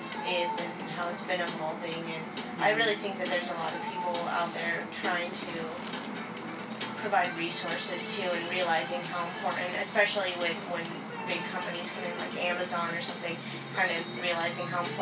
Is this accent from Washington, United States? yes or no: yes; Bremerton, Washington, United States; … used to come to my hometown, Bremerton